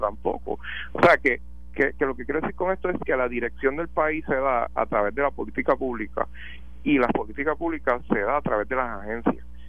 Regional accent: Puerto Rico; como puertorriqueños

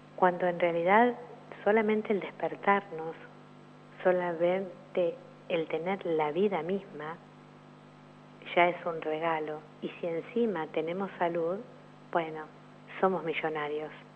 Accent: Argentina; soy argentina

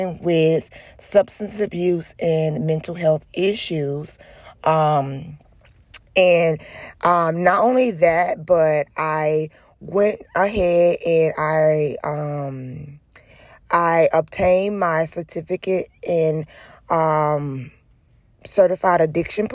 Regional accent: Jennings, Florida, United States; I am from Jennings, Florida.

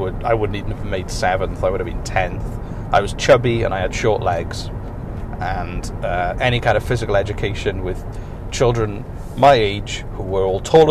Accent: Wales, United Kingdom; the main sport I played growing up in Wales was rugby

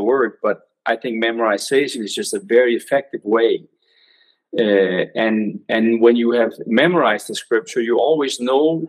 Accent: Denmark; English is a second language; I'm from Denmark

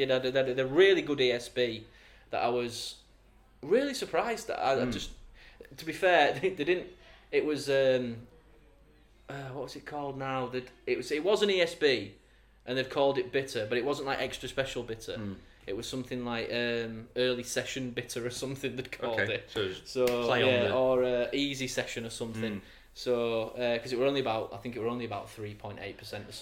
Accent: Castleford, Yorkshire and the Humber, United Kingdom; I'm from Castleford

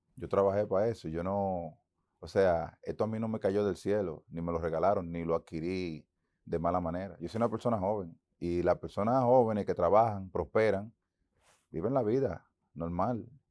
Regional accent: Santo Domingo, Dominican Republic; moved away as an adult; also born or lived in Boston, United States; en Santo Domingo, mi tierra, la que amo

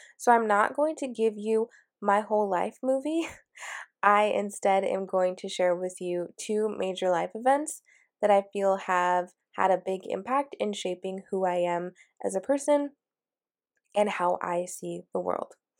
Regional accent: Washington, United States; moved away as an adult; also born or lived in San Francisco, California; I am from Washington, and I was born and raised here, and I literally lived in the same city, in the same house my entire life.

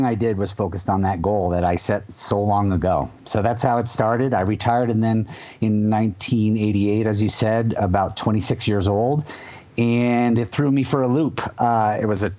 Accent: Vermont, United States; I grew up in Vermont on the slopes of the Middlebury College Snow Bowl, tiny little ski area

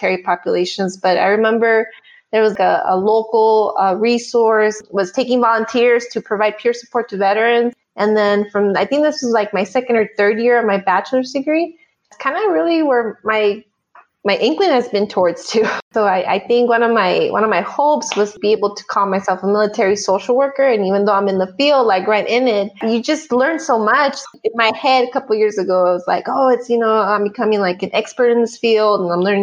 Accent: border region close to Mexico, US–Mexico border, United States; moved away; Ended up being raised like on a border region, really close to Mexico

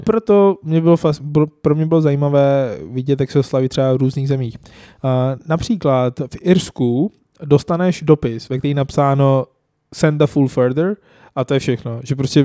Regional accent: Lahore, Punjab, Pakistan; Czech is a second language; now in Czech Republic; v Lahoru, v mém rodném městě

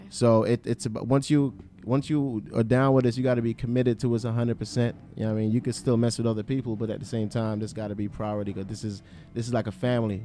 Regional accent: Atlantic City, New Jersey, United States; I'm from Atlantic City area, Atlantic City, Pleasantville, a Egg Harbor. That's that's where I'm from originally

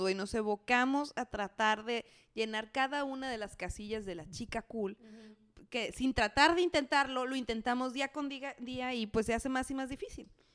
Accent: Mexico City, Mexico; Yo creciendo en la Ciudad de México

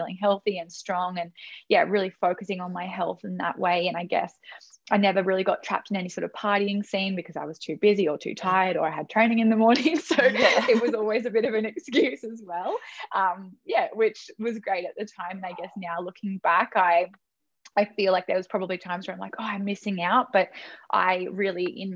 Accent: Sunshine Coast, Queensland, Australia; I am from the Sunshine Coast in Queensland.

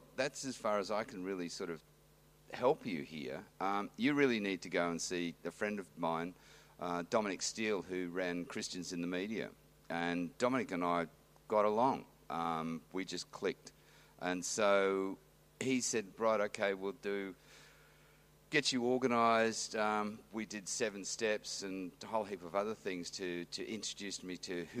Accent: Western Australia, Australia; also born or lived in New South Wales; now in Manly, Australia; I grew up in Western Australia on a small property, sort of 200 miles, what is it, southeast of Perth

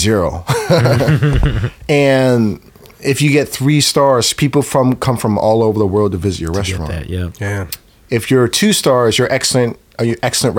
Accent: Oakland, California, United States; I grew up in West Oakland, 17th Adeline

